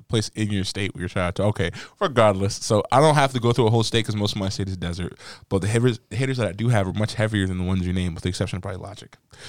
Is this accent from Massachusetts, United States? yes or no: no; Las Vegas, Nevada, United States; my hometown of Las Vegas, Nevada.